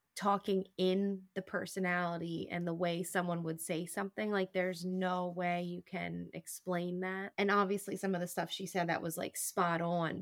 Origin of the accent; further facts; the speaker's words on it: Reading, Pennsylvania, United States; I'm from Reading, Pennsylvania